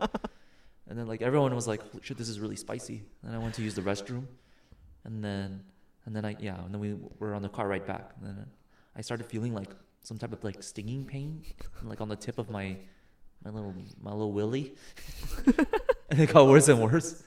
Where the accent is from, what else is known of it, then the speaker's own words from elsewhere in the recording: United States; I'm American.